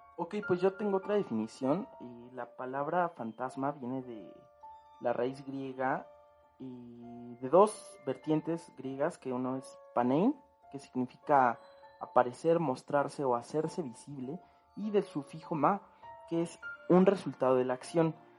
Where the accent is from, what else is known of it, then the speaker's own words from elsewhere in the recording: Mexico; nosotros como mexicanos